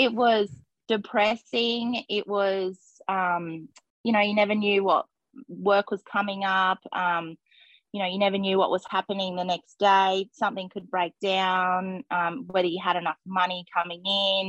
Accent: Gold Coast, Queensland, Australia; moved away as an adult; I grew up on the Gold Coast, so I was in the city

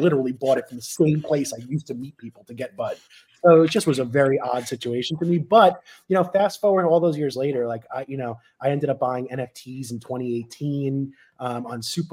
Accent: Merrick, New York, United States; moved away; I went back to like Long Island, my hometown.

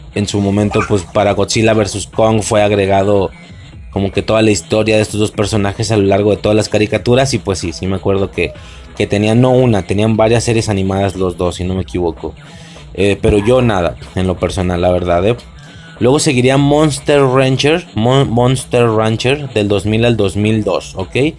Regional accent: Mexico; en mi país, en México

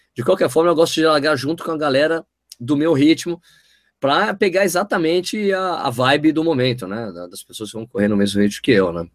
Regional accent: São Paulo, Brazil; moved away as an adult; also born or lived in São Bernardo do Campo; now in Jundiaí, Brazil; eu sou paulistano, né? Moro em Jundiaí há 13 anos

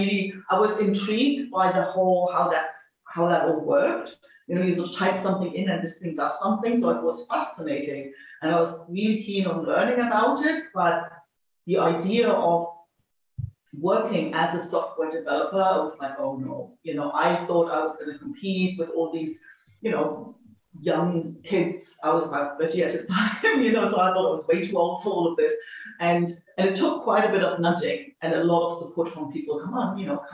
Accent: East Germany, Germany; moved away as an adult; also born or lived in Sydney, Australia; I grew up in East Germany

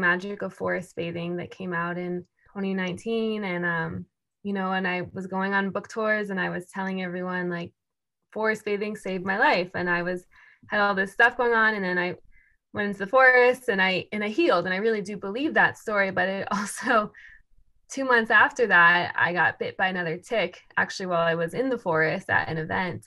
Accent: suburbs near Washington, D.C., East Coast, United States; I grew up on the East Coast, actually, near Washington, D.C. in the suburbs.

